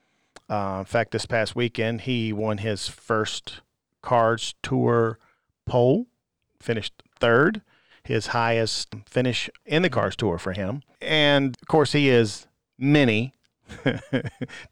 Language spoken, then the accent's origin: English; Virginia, United States; I'm from Virginia.